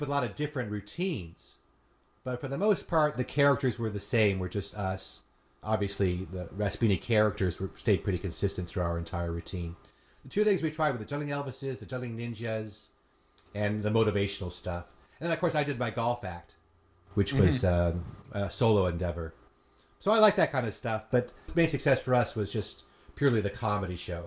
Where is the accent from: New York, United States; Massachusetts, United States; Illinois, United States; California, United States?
California, United States; San Fernando Valley; I grew up in California, so I grew up in the San Fernando Valley.